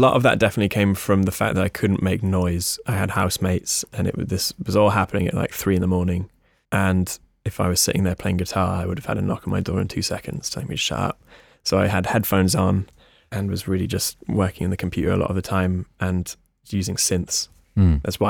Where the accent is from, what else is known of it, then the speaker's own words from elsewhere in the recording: United States; born there; He lived in America. I was born in America.